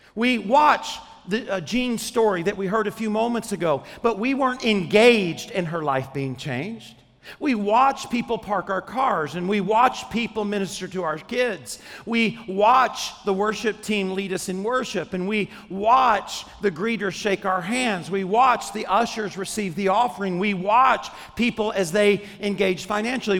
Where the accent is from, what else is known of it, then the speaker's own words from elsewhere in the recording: Arkansas, United States; When I was 10 years old, I grew up in Arkansas